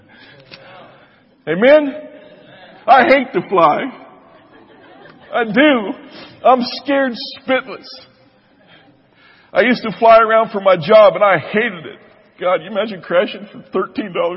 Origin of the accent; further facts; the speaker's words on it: United States